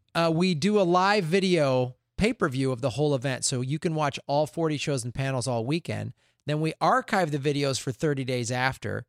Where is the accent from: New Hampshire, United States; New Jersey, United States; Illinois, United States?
Illinois, United States; Chicago; moved away as an adult; also born or lived in Tucson, Arizona; now in Santa Monica, United States; I grew up in Chicago